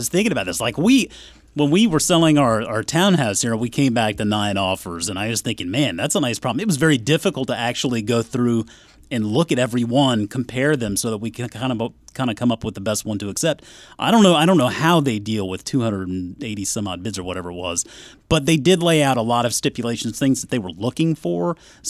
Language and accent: English; South Carolina, United States; moved away; also born or lived in Newnan, Georgia; I grew up in South Carolina. Now, I did move up here from Atlanta, Georgia, Noonan to be specific.